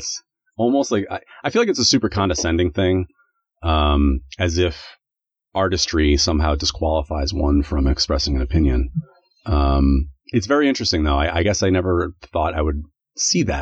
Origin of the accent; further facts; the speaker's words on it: United States; now in Canada; Well, I'm American. I live in Canada, but I'm American.